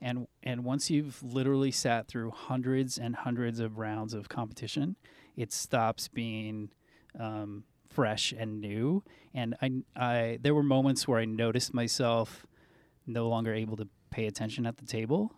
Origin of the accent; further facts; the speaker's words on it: Southern California, United States; growing up in Southern California